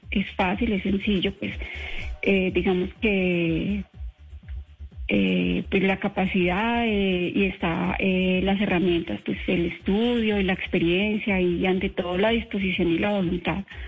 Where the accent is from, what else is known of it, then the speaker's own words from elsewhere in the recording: Armenia, Quindío, Colombia; also born or lived in Nemocón; yo soy colombiana, soy quindiana, soy cuyabra